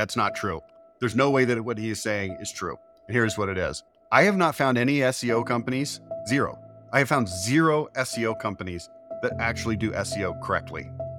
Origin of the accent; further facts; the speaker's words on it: Dallas, Texas, United States; now in Utah, United States; Dallas area. Yeah. Born and raised in Dallas. Lived there my whole life.